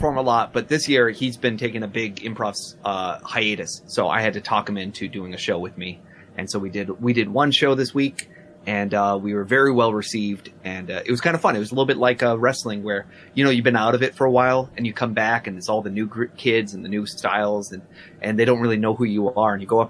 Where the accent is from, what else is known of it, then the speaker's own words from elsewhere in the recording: New York, United States; I'm from New York.